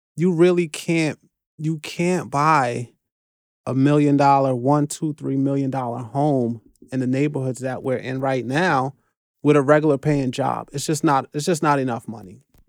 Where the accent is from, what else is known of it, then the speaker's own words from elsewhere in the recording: New York City, New York, United States; also born or lived in Flatbush, Brooklyn; I'm born and raised in the Bronx, but I got a brownstone on Flatbush